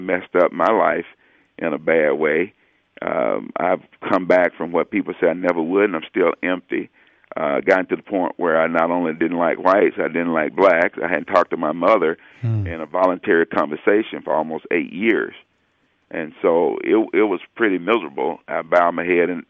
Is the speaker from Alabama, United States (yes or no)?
yes; Alabama, United States; born or raised there; moved away